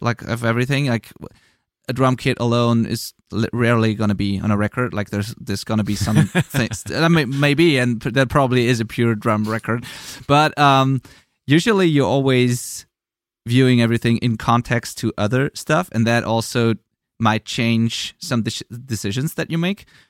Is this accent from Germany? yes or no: yes; Germany; English is a second language; I'm from Germany. I'm not a native English speaker